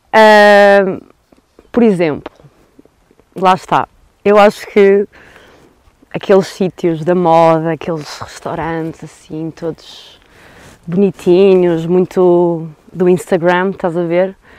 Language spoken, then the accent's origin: Portuguese; Douro, Norte, Portugal; eu sou do Douro, eu nasci aqui